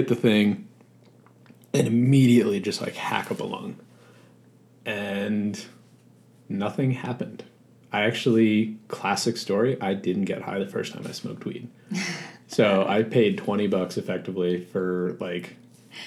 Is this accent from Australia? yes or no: no; Long Island, New York, United States; I grew up in New York, actually on Long Island. So I was about 2 hours east of New York City